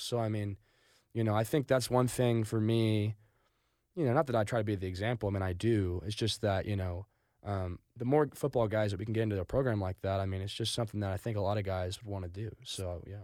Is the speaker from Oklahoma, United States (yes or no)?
yes; Stillwater, Oklahoma, United States; grew up in Stillwater, went to Stillwater High School